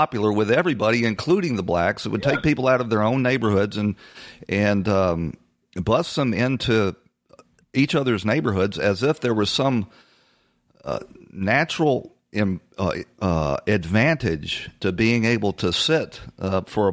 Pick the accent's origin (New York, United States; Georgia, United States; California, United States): Georgia, United States; Atlanta; I grew up in Atlanta, Georgia, and when I was a young man, there was a large black middle class